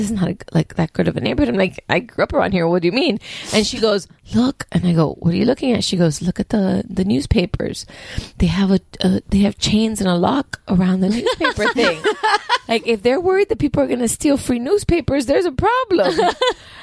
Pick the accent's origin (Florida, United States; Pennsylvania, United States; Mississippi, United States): Florida, United States; Miami; also born or lived in Kendall; I grew up in that neighborhood